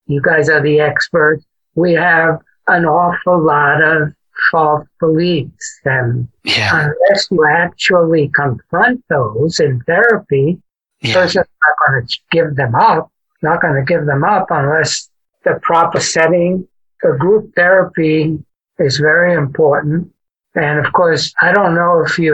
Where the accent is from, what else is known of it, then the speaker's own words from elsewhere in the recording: New York City, New York, United States; moved away as an adult; also born or lived in California; When I grew up in New York City as a Puerto Rican